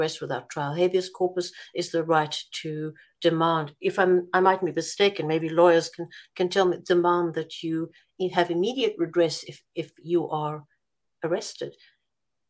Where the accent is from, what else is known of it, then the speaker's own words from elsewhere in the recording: South Africa; as a South African